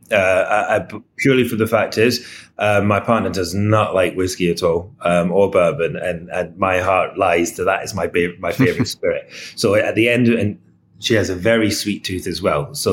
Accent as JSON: {"language": "English", "region": "Scotland", "country": "United Kingdom", "said": "and I'm Scottish, so I am a bourbon, I am a whiskey"}